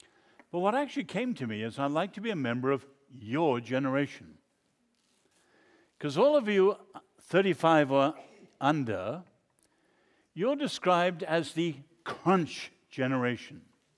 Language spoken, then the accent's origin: English; China; I grew up in China.